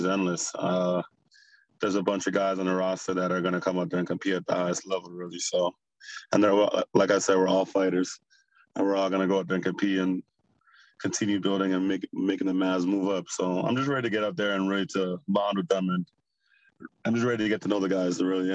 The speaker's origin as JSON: {"language": "English", "town": "Toronto", "region": "Ontario", "country": "Canada", "tie": "born or raised there", "also_born_or_lived": "Benin City, Nigeria", "said": "I'm from Nigeria, Benin City. I lived in Canada most of my life in Toronto, Rexdale"}